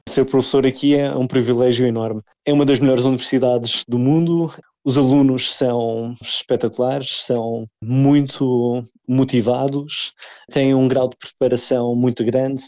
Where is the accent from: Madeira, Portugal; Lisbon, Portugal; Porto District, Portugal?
Madeira, Portugal; now in Oxford, United Kingdom; sendo madeirense